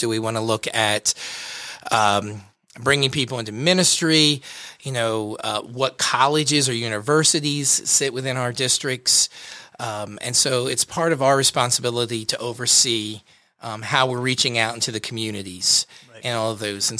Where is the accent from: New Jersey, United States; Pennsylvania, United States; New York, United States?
New Jersey, United States; Glassboro; also born or lived in Kentucky; Okay. Well, I grew up in Glassboro, so I'm South Jersey all the way.